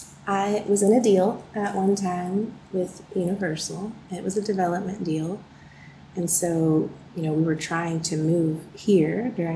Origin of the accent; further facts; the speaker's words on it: Houston, Texas, United States; now in Murfreesboro, United States; I'm from Houston.